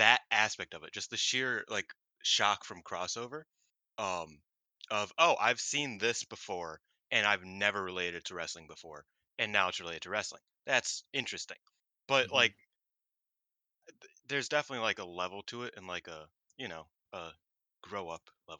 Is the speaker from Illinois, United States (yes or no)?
yes; Chicago, Illinois, United States; I am from Chicago